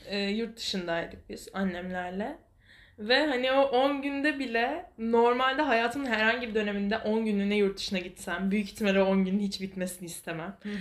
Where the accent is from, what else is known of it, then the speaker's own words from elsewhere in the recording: Istanbul, Turkey; also born or lived in Kartal, Istanbul; ben Fikirtepe Mahallesi'nde büyüdüm.